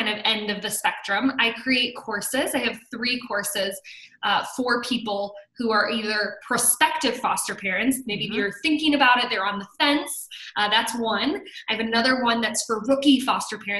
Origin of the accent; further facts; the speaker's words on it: South Bend, Indiana, United States; now in Chicago, United States; We're originally from the South Bend, Indiana area, so I'm a Midwest girl through and through